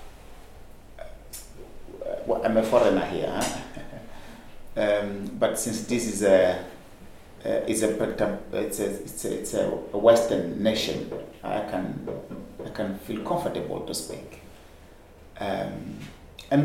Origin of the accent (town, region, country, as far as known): Mozambique